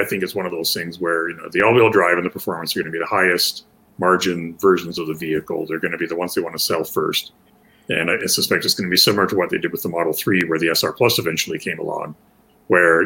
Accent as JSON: {"language": "English", "country": "Canada", "said": "as a Canadian"}